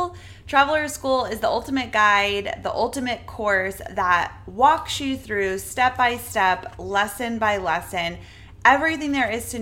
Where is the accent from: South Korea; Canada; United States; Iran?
United States; New England; now in Florida, United States; I'm from New England